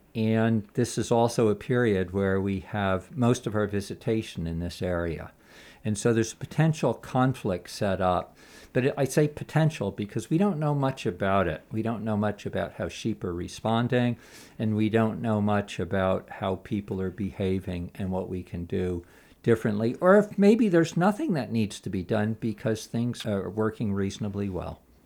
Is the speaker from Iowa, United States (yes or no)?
no; Los Angeles, California, United States; moved away as an adult; also born or lived in Castle Valley, Utah; I grew up in Los Angeles, which I don't like to admit, but I left when I was about twenty